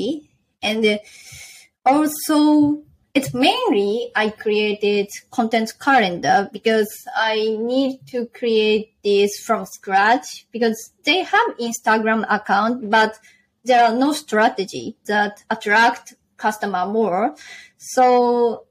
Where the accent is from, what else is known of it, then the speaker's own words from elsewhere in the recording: Chiba, Japan; English is a second language; moved away as an adult; now in Vancouver, Canada; I'm Japanese. I was born and raised in Chiba, Japan